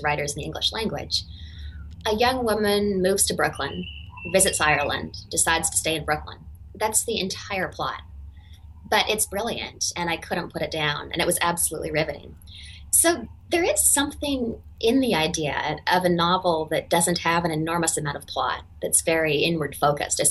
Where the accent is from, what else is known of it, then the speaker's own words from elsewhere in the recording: Denman Island, British Columbia, Canada; the very small island on which I grew up in British Columbia, Canada